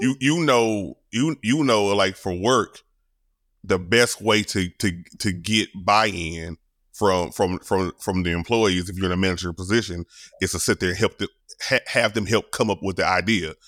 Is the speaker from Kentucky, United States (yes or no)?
no; Louisiana, United States; I'm from Louisiana, I'm country.